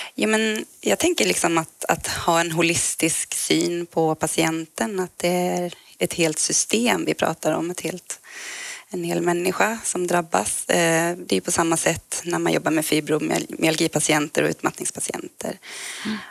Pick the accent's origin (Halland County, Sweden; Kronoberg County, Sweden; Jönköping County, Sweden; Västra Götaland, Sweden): Kronoberg County, Sweden; Växjö; now in Stockholm, Sweden; jag kommer från Växjö, Småland ursprungligen